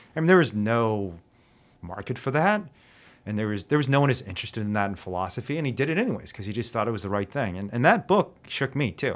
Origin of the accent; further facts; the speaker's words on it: China; now in United States; my home country of China